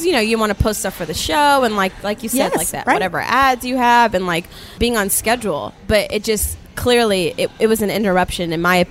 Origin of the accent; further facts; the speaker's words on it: Sacramento, California, United States; born there; also born or lived in Florida / Chicago / New York; now in Los Angeles, United States; So I was born in Sacramento. Then I moved to Florida, lived there for 10 years. Then from Florida, Chicago, then Chicago, Sacramento, then New York, and then L.A.